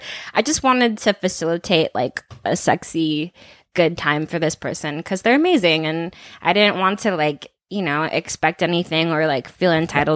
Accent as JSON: {"language": "English", "area": "the Bay Area", "region": "California", "country": "United States", "said": "I'm from the Bay."}